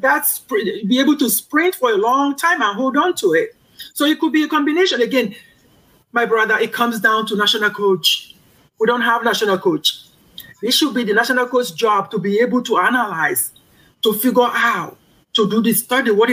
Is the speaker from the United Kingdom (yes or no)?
no; Kogi, Nigeria; my home state, Kogi